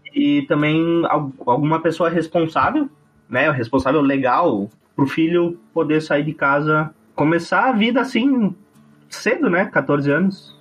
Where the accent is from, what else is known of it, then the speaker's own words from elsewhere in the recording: Nova Prata, Rio Grande do Sul, Brazil; also born or lived in Bento Gonçalves; Eu sou de Nova Prata, uma cidadezinha pequena.